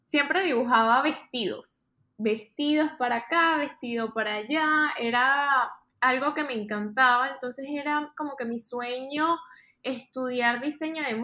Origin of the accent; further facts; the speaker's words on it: Maracay, Aragua, Venezuela; moved away as an adult; also born or lived in Caracas / Miami; now in New York, United States; Soy de Maracay, Hace aproximadamente cinco años me mudé a la ciudad de Miami. Estaba estudiando ingeniería civil en Caracas